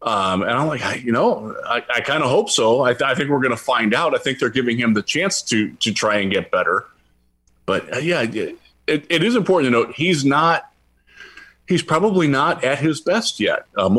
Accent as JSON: {"language": "English", "town": "Cleveland", "region": "Ohio", "country": "United States", "said": "I am from Cleveland."}